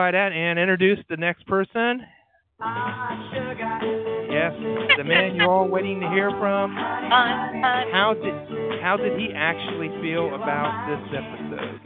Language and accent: English; Ohio, United States; I'm from Ohio